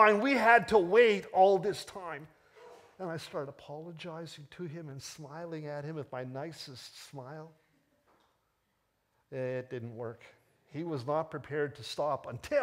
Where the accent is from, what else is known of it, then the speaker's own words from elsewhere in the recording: Toronto, Ontario, Canada; despite the fact that I was born in Toronto, I'm really English through and through